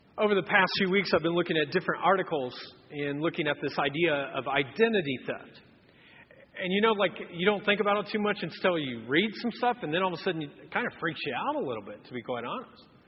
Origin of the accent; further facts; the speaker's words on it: Anderson, United States; I grew up in Anderson